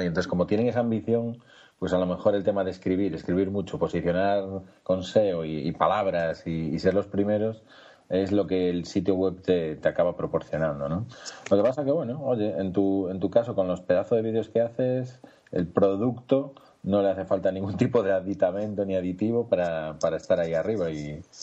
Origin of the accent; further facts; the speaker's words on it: Galicia, Spain; somos gallegos